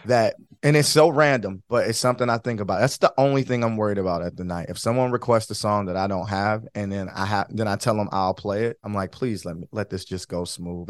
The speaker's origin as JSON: {"language": "English", "town": "Detroit", "region": "Michigan", "country": "United States", "tie": "born or raised there", "moved": "as an adult", "lives_now": "Florida, United States", "said": "born and, born and raised in Michigan, grew up in Detroit, um, but yeah, born and raised. I live in Florida now"}